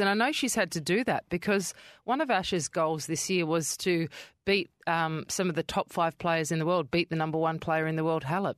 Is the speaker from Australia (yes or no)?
yes; Adelaide, South Australia, Australia; now in Perth, Australia; I grew up in Kidman Park, which is towards Henley Beach Way of Adelaide